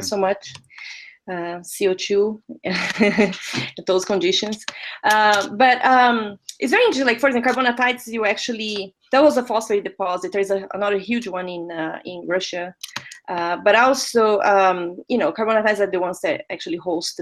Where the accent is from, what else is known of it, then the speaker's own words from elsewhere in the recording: Brazil; moved away; I'm originally from Brazil, so I was working in Brazil